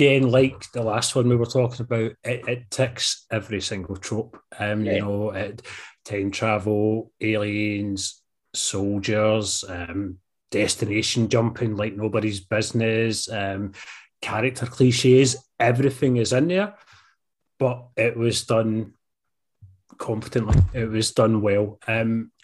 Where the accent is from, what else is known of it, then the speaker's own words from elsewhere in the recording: Scotland, United Kingdom; we're Scottish. We're not fucking Canadian